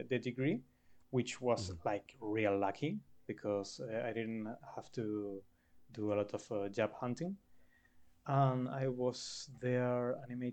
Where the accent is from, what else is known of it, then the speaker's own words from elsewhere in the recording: Canary Islands, Spain; moved away as an adult; now in Barcelona, Spain; I come from Canary Islands that are small islands in the Atlantic Ocean that are parts of Spain